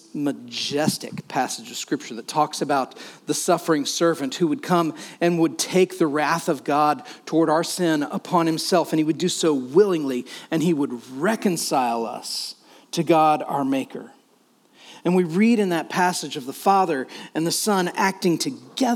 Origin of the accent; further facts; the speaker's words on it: United States; by right of being an American, we are affluent